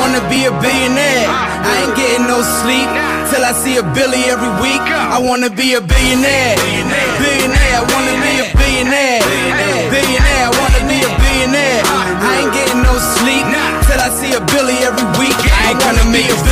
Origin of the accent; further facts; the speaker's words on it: New York City, New York, United States; now in Los Angeles, United States; I'm from the Bronx